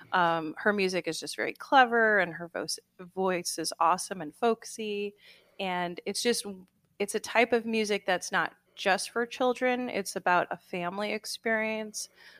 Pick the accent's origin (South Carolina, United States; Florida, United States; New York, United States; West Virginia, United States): New York, United States; Huntington; I'm from Huntington, so I grew up going to Walt Whitman High School